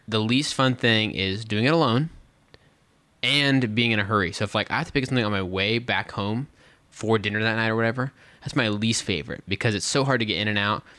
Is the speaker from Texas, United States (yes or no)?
yes; West Texas, United States; moved away; also born or lived in Dallas–Fort Worth area, Texas; I grew up out in West Texas